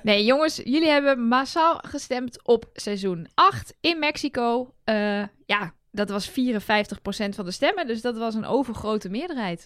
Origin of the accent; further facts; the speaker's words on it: Enschede, Overijssel, Netherlands; now in Utrecht, Netherlands; Ik ben 34. Ik ben geboren in Enschede. En ik woon in Utrecht